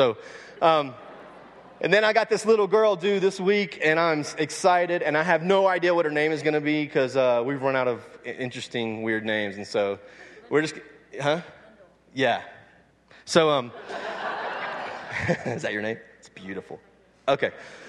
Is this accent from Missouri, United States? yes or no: no; Louisiana, United States; also born or lived in California / Phoenix; now in Dallas, United States; I am from Louisiana. I wrestled alligators when I was a kid and ate crawfish. And then I moved from Louisiana to California, from California to Phoenix, and from Phoenix to Dallas, Texas.